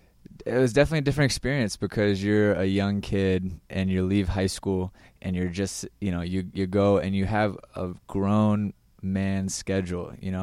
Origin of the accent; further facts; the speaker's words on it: Virginia, United States; A lot of talent coming out of Virginia, especially at the current time and my age, in Maryland and definitely the Carolinas at the time. I was a Region 1 kid, so just growing up, I went through the ODP system.